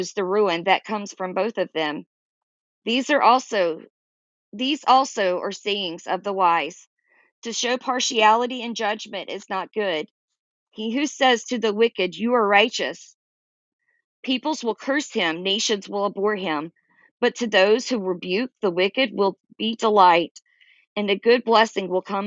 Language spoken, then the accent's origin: English; Georgia, United States; also born or lived in Florida / North Carolina / South Carolina; I'm a Southerner. I grew up in Georgia, lived in Florida. I've lived in North Carolina and South Carolina